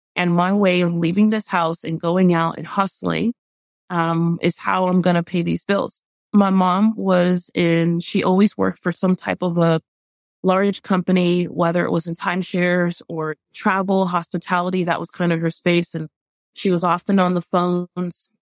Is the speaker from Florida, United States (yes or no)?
yes; Miami, Florida, United States; growing up in Miami